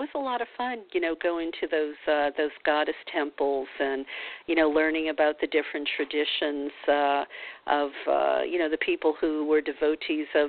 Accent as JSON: {"language": "English", "region": "the South", "country": "United States", "tie": "born or raised there", "moved": "yes", "said": "growing up in the South"}